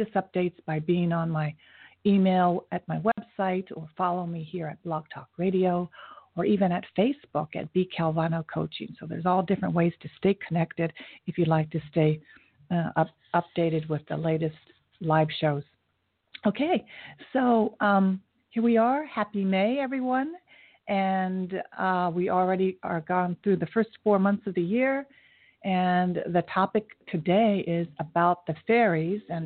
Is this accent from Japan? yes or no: yes; Japan; now in New York City, United States; I was born in Japan